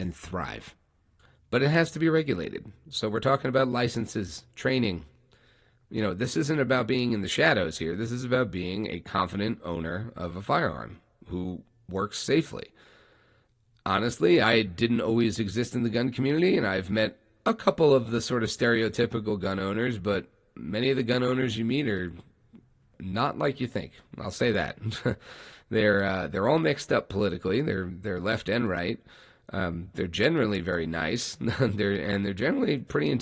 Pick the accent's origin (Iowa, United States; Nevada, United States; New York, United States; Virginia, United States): New York, United States; I grew up in New York